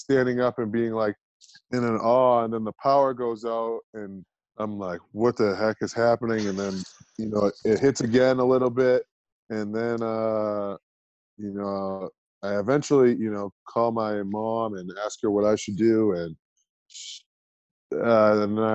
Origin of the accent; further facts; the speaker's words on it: East Coast, United States; moved away as an adult; also born or lived in Methuen, Massachusetts; now in Salt Lake City, United States; I'm from the East Coast